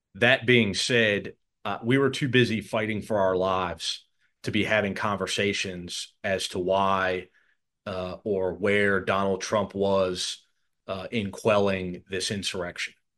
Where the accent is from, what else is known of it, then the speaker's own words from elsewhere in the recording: United States; I'm an American